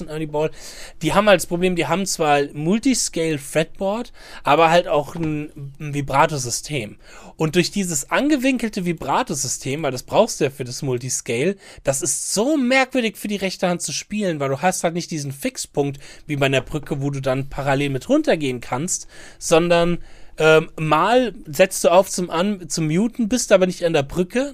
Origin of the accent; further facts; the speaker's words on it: Germany; Wir Deutschen